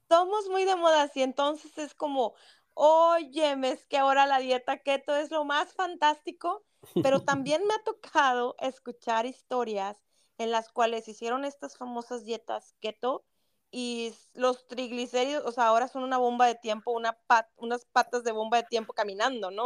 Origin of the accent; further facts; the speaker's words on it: Mexico; como mexicanos